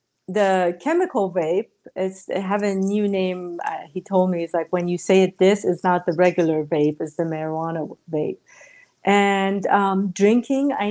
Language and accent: English; Iran; moved away; Growing up in Iran